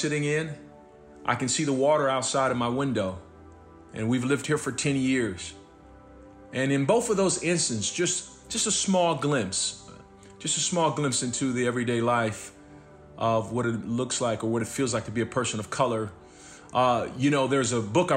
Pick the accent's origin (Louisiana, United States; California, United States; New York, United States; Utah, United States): California, United States; Los Angeles; moved away; also born or lived in Dallas / New Mexico / San Francisco / Kansas City, Kansas; growing up where I grew up in South Central